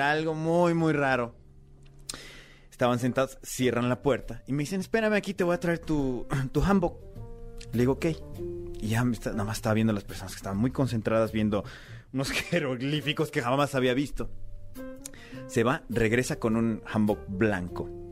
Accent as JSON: {"language": "Spanish", "country": "Mexico", "also_born_or_lived": "South Korea", "moved": "as an adult", "said": "aquí en México, en mi propio país"}